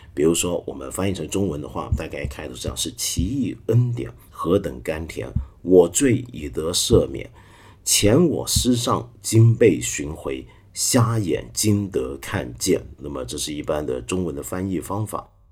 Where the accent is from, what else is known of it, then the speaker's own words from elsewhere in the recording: Taiwan; moved away; also born or lived in Hong Kong; 我小时候在台湾呢，我们家是天主教家庭